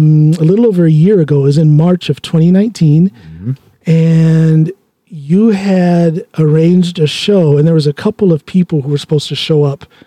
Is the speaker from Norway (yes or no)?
yes; Drammen, Buskerud, Norway; And when they know that I'm from Drammen, they ask about you.